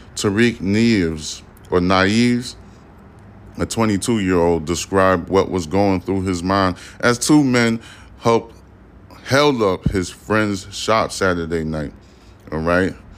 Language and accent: English; New York City, New York, United States; I'm from Brooklyn, New York. I was born in Brooklyn. You know what I'm saying? I was raised in the New York area.